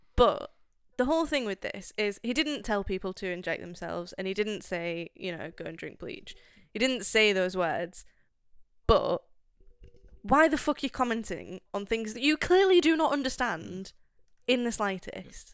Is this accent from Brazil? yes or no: no; United Kingdom; as a Brit